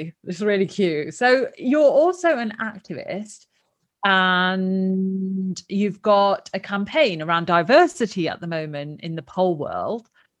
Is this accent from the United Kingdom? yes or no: yes; London, United Kingdom; now in Derby, United Kingdom; And this was my biggest issue when I came to Derby from London.